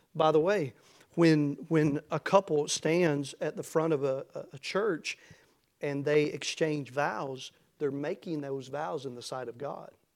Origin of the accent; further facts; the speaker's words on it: United States; I'm thankful to be an American, uh, to live in America and to be an American tonight